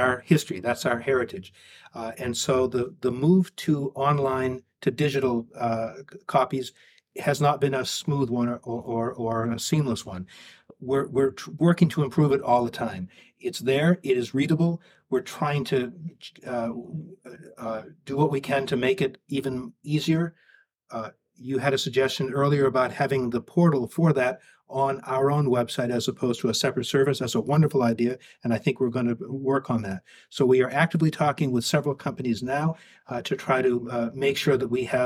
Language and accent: English; Portland, Maine, United States; I'm back in my hometown in Portland